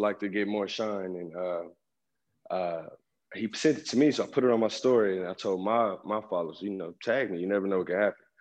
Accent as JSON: {"language": "English", "town": "Oklahoma City", "region": "Oklahoma", "country": "United States", "tie": "born or raised there", "also_born_or_lived": "Dallas, Texas", "said": "I spend my whole life in Oklahoma"}